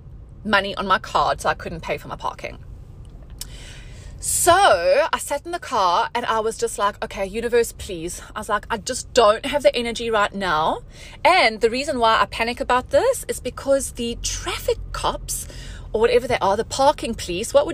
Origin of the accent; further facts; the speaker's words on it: South Africa; moved away as an adult; now in Dubai, United Arab Emirates; I'm from South Africa. I have a South African passport